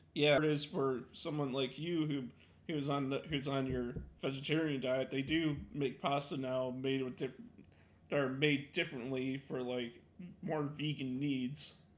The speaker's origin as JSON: {"language": "English", "region": "Illinois", "country": "United States", "said": "I'm from Illinois"}